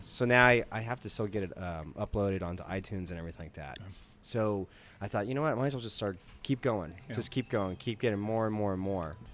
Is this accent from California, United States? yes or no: yes; San Diego, California, United States; moved away as an adult; also born or lived in Los Angeles, United States; now in Lake Oswego, United States; I grew up in Southern California, like Southern California my whole life. I worked in L.A. for a little bit, but mostly just grew up in San Diego